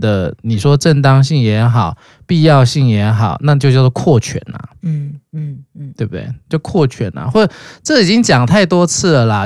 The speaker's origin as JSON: {"language": "Chinese", "country": "Taiwan", "said": "所以我们本来就是在威权国家长大的嘛"}